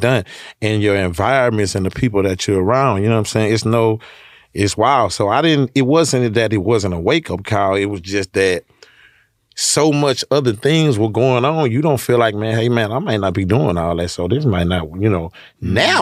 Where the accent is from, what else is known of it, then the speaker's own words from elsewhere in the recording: Houston, Texas, United States; I'm from Hershelwood, I'm from South Park